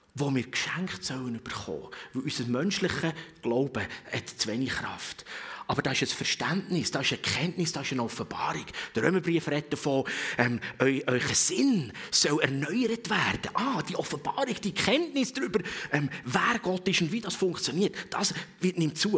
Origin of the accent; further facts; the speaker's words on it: Switzerland; als Schweizer